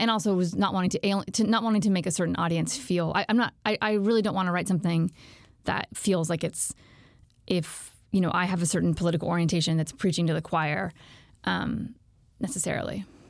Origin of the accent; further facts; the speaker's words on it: Alexandria, Virginia, United States; I'm from Alexandria, Virginia, which is a suburb right outside D C.